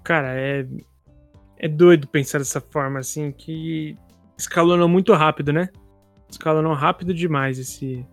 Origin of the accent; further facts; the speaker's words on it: Brazil; a gente aqui como sul-americano